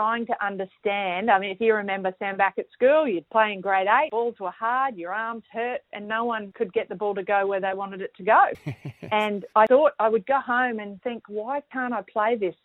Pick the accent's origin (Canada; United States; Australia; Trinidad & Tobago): Australia; Brisbane, Queensland; also born or lived in Townsville; we moved from Townsville to Brisbane. Dad got a transfer in his job